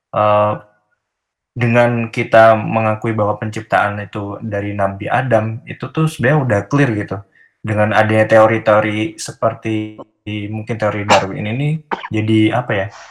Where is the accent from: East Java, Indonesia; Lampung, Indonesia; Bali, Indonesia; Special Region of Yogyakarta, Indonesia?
Special Region of Yogyakarta, Indonesia; Yogyakarta; moved away as an adult; also born or lived in Bandung; saya orang Jogja